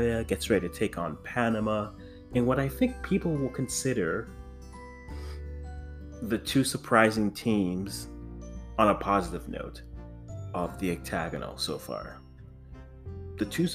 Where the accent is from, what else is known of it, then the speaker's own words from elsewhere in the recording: Ghana; I am the Ghanaian.